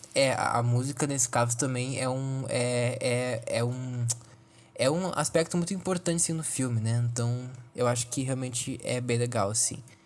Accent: Brazil; somos brasileiros

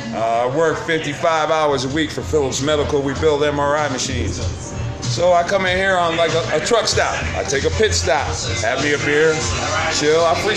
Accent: Troy, New York, United States; born or raised there

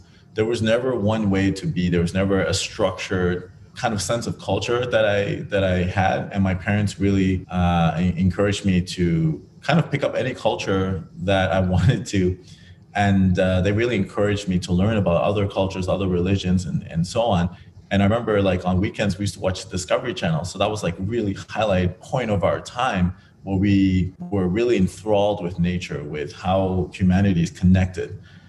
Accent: Grand Turk, Turks & Caicos Islands; born there; So I was born in the Turks and Caicos Islands, and on a tiny little island called Grand Turk, no more than 2,000 or 3,000 people at the time.

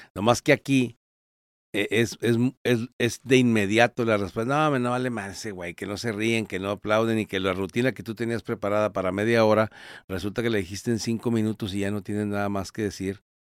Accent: Torreón, Coahuila, Mexico; yo soy de Torreón

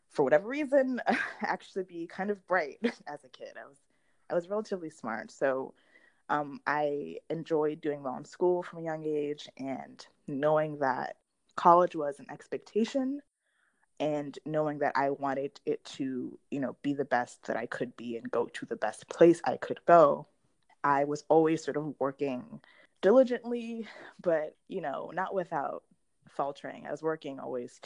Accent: South Florida, United States; I am from South Florida. I attended school there

